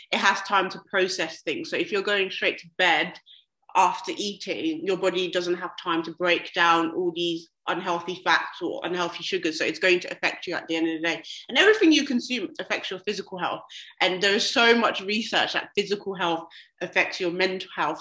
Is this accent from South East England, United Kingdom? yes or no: no; London, United Kingdom; now in Birmingham, United Kingdom; I'm from London as well